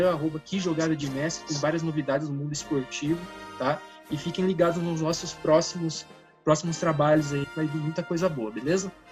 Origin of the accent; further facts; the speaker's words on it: Portugal; Olha, eu sou português, né, cara?